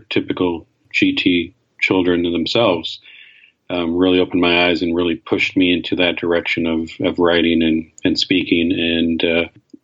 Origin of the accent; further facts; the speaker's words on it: Canada; I grew up in Canada